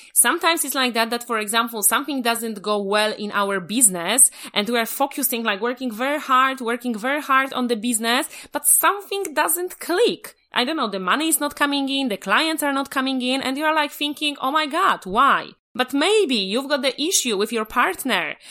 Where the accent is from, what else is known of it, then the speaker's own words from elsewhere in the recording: Poland; moved away; I'm original from Poland